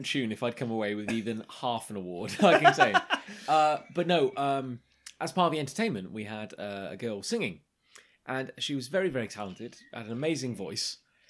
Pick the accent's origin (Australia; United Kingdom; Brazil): United Kingdom; Canvey Island, East of England; I grew up on Canvey Island.